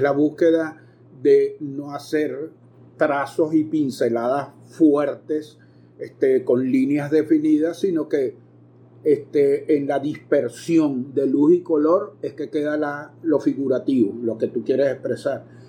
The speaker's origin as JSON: {"language": "Spanish", "town": "Caracas", "region": "Capital District", "country": "Venezuela", "tie": "born or raised there", "moved": "as an adult", "lives_now": "Maracay, Venezuela", "said": "ciudad en que me radiqué hacia 1973, cuando vine casi huyendo de Caracas a estudiar medicina veterinaria"}